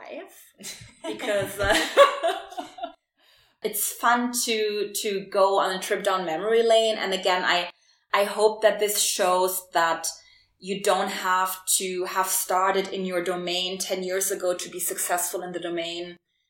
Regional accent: Germany; English is a second language; moved away as an adult; also born or lived in Berlin, Germany / Warsaw, Poland; I was born in Germany and she raised me in Germany and she wanted me to be very German.

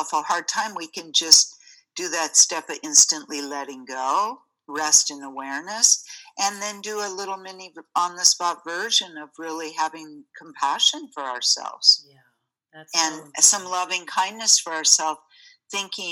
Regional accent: United States; growing up in the States

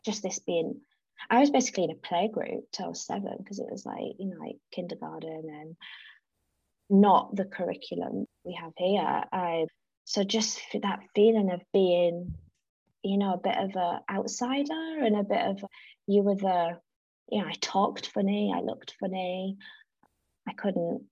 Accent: Teesside, North East England, United Kingdom; also born or lived in South Africa; now in Southbourne, United Kingdom; I grew up actually in South Africa and lived there. So South Africa in the 80s, I'm an 80s child. And when I was seven, 1990, my parents are British. We relocated back to the Northeast Teesside. So then I grew up, I grew up and integrated back into British life there.

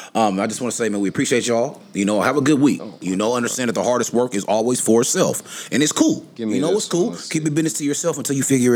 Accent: Seattle, Washington, United States; growing up in High Point.

